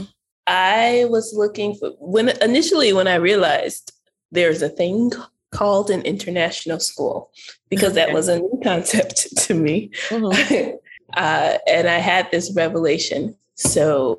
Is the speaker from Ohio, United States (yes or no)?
yes; Toledo, Ohio, United States; moved away as an adult; also born or lived in Indiana / North Carolina / Kuwait / Turkey; now in Ecuador; I was born and raised in Northwest Ohio, in Toledo, Ohio